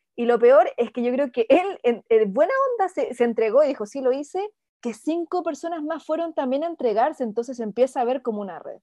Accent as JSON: {"language": "Spanish", "country": "Chile", "said": "acá en Chile"}